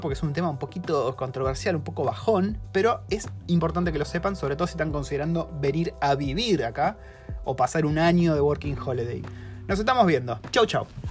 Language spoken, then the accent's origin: Spanish; Argentina; now in New Zealand; en Argentina tenemos un amor desmedido por el psicoanálisis